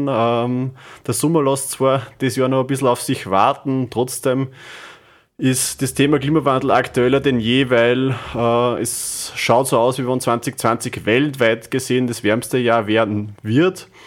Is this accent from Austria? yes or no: yes; Windhaag, Upper Austria, Austria; Zukunftsforum Windhag, wo ich Teilnehmer war, äh, das auch in meiner Heimatgemeinde stattgefunden hat.